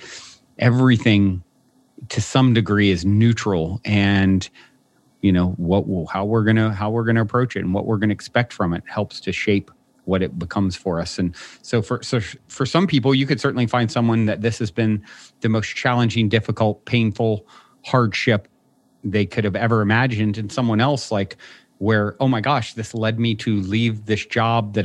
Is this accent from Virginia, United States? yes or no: yes; Virginia, United States; I was raised in Virginia on the East Coast